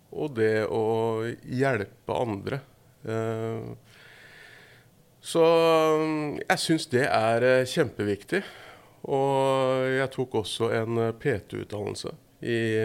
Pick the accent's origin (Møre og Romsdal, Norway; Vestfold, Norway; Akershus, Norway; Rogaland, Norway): Vestfold, Norway; Horten; Jeg er fra Horten